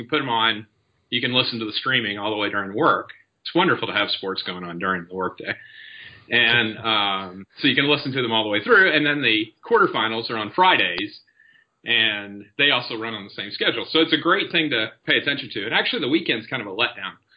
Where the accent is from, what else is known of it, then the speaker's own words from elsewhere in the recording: Paducah, Kentucky, United States; also born or lived in Madisonville, Kentucky; we both grew up there. And we grew up in Paducah in the western end of the state.